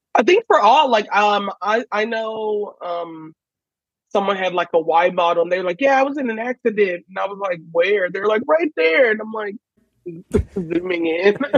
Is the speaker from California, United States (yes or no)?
no; Houston, Texas, United States; I'm in Houston, Texas, where I grew up